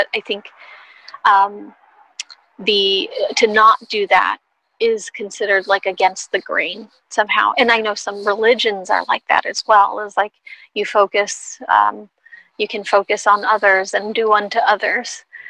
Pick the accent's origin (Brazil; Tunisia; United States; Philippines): Philippines; as a Filipina, I know that a big piece of our culture is to be collective.